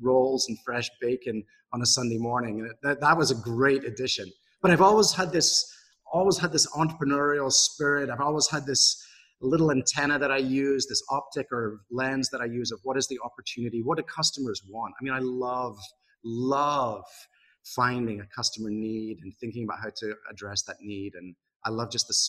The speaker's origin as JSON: {"language": "English", "town": "Broughty Ferry", "region": "Scotland", "country": "United Kingdom", "tie": "born or raised there", "also_born_or_lived": "Glasgow", "moved": "as an adult", "lives_now": "Seattle, United States", "said": "I'm Scottish, and I was born in a town called Broughty Ferry, which none of you have heard of, but it's a little town close to Dundee on the east coast of Scotland."}